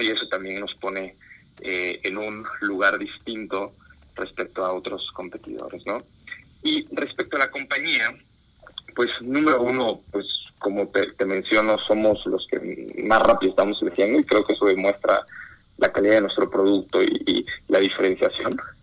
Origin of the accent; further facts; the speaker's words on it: Mexico; yo como fundador soy mexicano